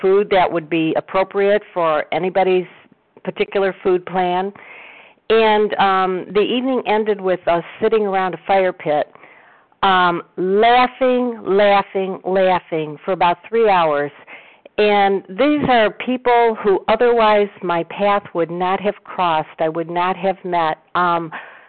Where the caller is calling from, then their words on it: Cleveland, Ohio, United States; I'm calling from Cleveland.